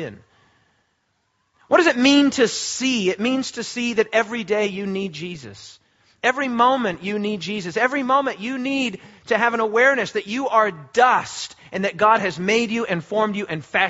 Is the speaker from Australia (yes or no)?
yes; Australia; We are Australian